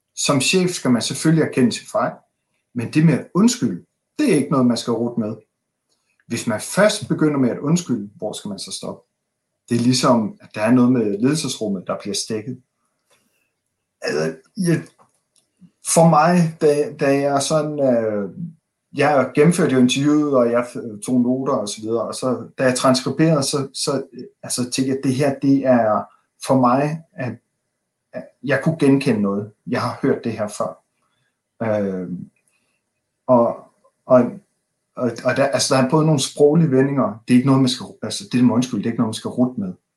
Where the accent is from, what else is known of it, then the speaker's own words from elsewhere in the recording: Denmark; som danskere